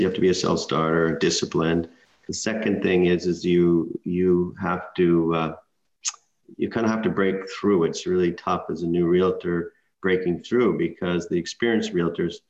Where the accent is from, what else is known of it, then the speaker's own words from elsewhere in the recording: Burnaby, British Columbia, Canada; I grew up in Burnaby, British Columbia, which is just outside of Vancouver.